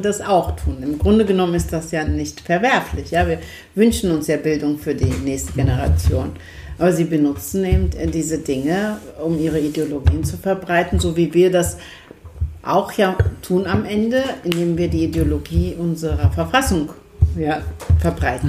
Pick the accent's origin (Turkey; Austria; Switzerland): Turkey; now in Germany; Wir kommen aus der Türkei